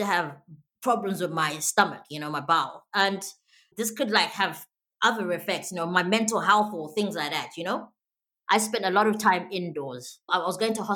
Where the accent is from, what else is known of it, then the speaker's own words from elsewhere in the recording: Zimbabwe; now in United Kingdom; I live here in the UK. I was born in Zimbabwe, born and bred